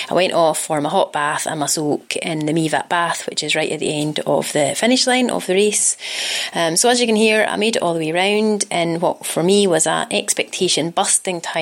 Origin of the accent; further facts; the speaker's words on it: Scotland, United Kingdom; accent: Scottish; that also explains why my accent has gone spectacularly Scottish. I don't actually speak like this in real life, but when my parents are around, I revert to my old uh, my old accent.